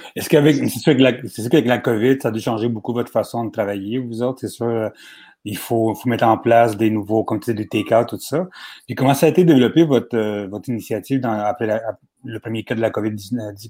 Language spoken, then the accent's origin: French; Laval, Quebec, Canada; Moi, je viens de Laval